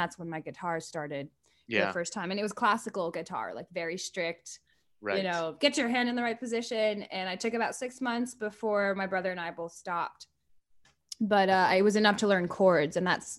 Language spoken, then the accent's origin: English; Paris, Île-de-France, France; I really loved growing up in Paris.